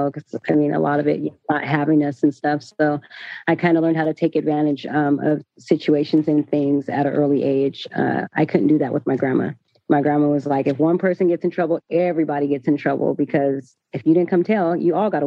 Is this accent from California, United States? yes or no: yes; Sacramento, California, United States; also born or lived in San Bernardino, California / Atlanta; when I was like 3 years old, I came to Sacramento and I was born in San Bernardino